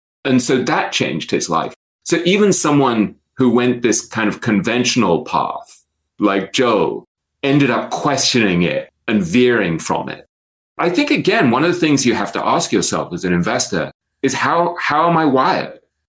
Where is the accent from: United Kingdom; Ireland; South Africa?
United Kingdom; England; now in New York, United States; I'm an English writer living in New York. I'm a Jew who went to Eton, the poshest, oldest English school